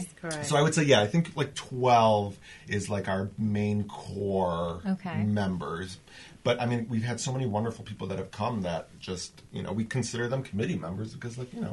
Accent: Western New York, United States; now in Whittier, United States; I still have my original area code from, because I'm from Western New York. I'm not even from. I have my like cell phone number from when I was like 12. I kept it. So I have a 716 area code.

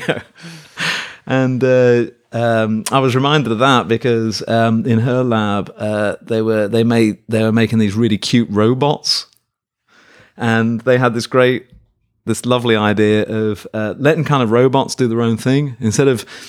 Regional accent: Birmingham, West Midlands, United Kingdom; moved away as an adult; now in Davis, United States; my hometown of Birmingham in England

